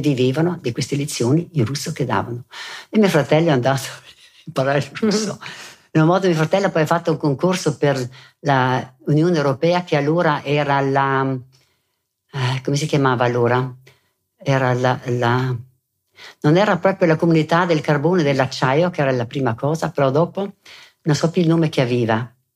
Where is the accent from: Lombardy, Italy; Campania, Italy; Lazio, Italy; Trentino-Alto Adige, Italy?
Trentino-Alto Adige, Italy; Merano; also born or lived in Bolzano; sono nata a Bolzano e sono rimasta lì fino ai quattro anni, presso poco, e poi con la famiglia siamo venuti ad abitare a Merano